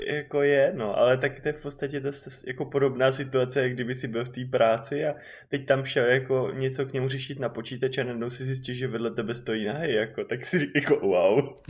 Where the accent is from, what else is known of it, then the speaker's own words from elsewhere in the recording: Czechia; odkud seš, tak říkám Czech Republic